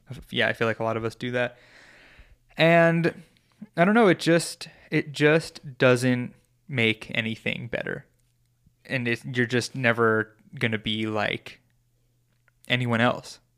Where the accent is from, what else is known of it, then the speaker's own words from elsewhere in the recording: New York, United States; I'm from New York